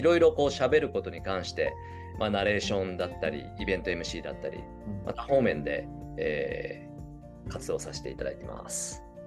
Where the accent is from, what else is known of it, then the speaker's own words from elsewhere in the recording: Kyushu, Japan; 僕ら九州生まれの九州育ち